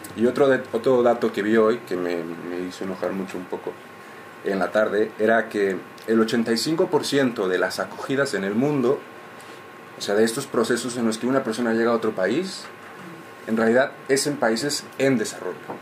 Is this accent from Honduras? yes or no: no; Mexico; moved away; yo vengo de México